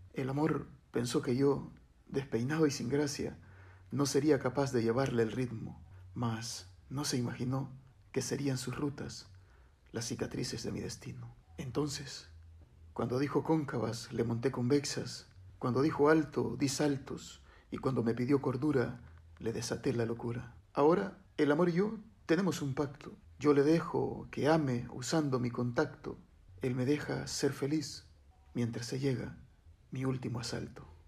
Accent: Honduras; also born or lived in El Progreso, Yoro; Soy de Honduras, vivo en la zona norte de Honduras, en una ciudad que se llama El Progreso.

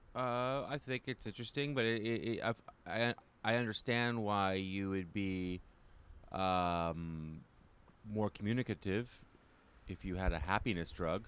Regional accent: Canada; now in New York City, United States; as a Canadian

